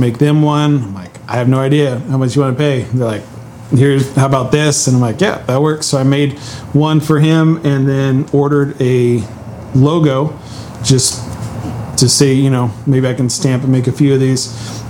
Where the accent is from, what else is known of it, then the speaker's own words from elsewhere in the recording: Willamette Valley, Oregon, United States; I grew up here in Oregon in the Willamette Valley